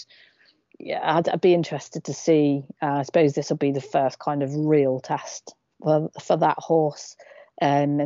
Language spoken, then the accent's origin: English; England, United Kingdom; as a English follower of Northrend Racing